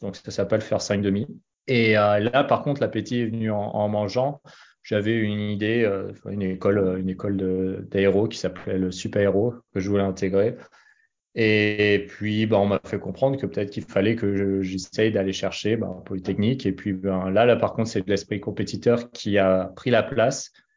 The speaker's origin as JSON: {"language": "French", "town": "Annecy", "region": "Auvergne-Rhône-Alpes", "country": "France", "tie": "born or raised there", "also_born_or_lived": "Boston, United States", "moved": "as an adult", "said": "j'ai grandi à Annecy. Alors, je suis pas né à Annecy, mais j'ai grandi à Annecy"}